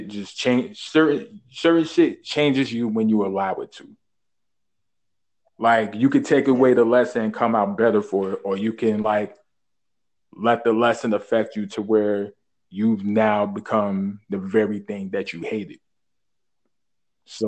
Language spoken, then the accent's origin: English; New York City, New York, United States; born and raised in Brooklyn.